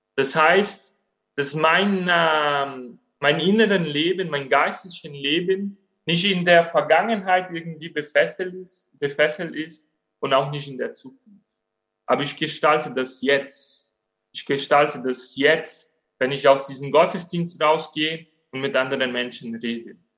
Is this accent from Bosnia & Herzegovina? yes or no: no; Brazil; German is a second language; now in Germany; Ich bin Brasilianer